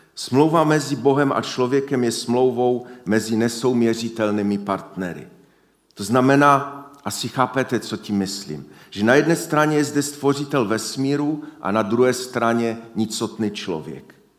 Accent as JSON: {"language": "Czech", "region": "Silesia", "country": "Czechia", "said": "U nás na Slesku"}